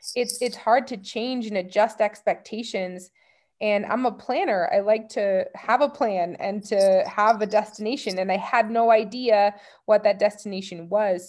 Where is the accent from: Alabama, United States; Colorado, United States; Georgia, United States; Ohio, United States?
Colorado, United States; growing up in Colorado